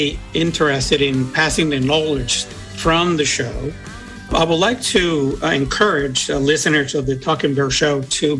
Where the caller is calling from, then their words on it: South Burlington, Vermont, United States; I'm calling from South Burlington, Vermont.